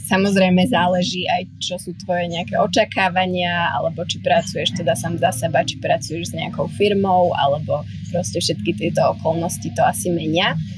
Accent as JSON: {"language": "Slovak", "country": "Slovakia", "also_born_or_lived": "New York / Amsterdam / Prague / Tel Aviv", "moved": "as an adult", "lives_now": "Bali, Indonesia", "said": "no ja som teda zo Slovenska."}